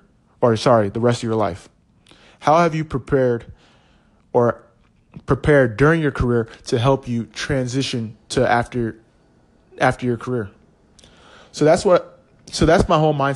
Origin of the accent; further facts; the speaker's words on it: California, United States; moved away as an adult; also born or lived in Los Angeles / Philadelphia / Kansas City / Portland; I'm a first-generation Nigerian-American. I was born in California